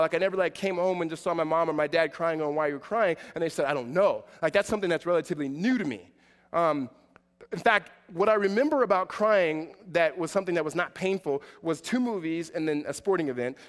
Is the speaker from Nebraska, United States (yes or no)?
no; Southern California, United States; I'm from SoCal